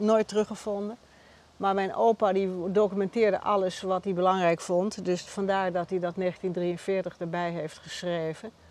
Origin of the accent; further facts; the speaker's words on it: Amsterdam, North Holland, Netherlands; also born or lived in Bergen; ik ben in Amsterdam geboren